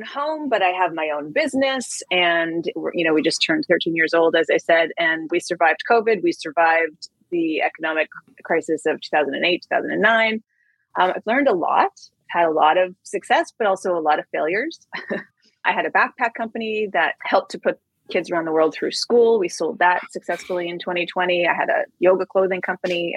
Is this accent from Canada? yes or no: yes; Canada; now in New York, United States; I'm originally from Canada. I live in New York now